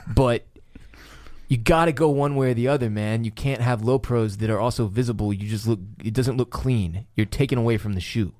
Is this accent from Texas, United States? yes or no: yes; Houston, Texas, United States; now in Austin, United States; we live in Austin, Texas. We're, f, we're from Houston, Texas